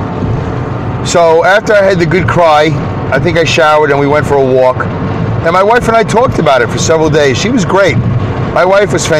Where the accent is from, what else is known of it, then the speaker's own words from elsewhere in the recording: Brooklyn, New York, United States; accent: Brooklyn; growing up in Brooklyn